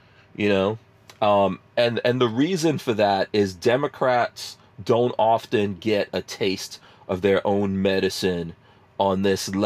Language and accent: English; New York City, New York, United States; moved away as an adult; also born or lived in New Jersey; now in Florida, United States; I grew up in New York City